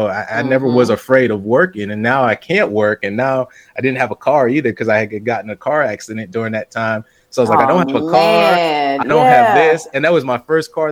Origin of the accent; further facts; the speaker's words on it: West Palm Beach, Florida, United States; moved away as an adult; also born or lived in New Jersey / Tampa, Florida / St. Petersburg, Florida / Sarasota, Florida; now in Asheville, United States; raised in West Palm Beach